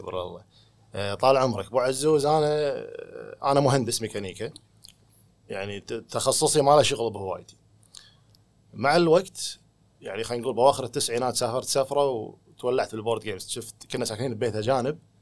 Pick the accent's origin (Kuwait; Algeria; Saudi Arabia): Kuwait; المهم ردينا الكويت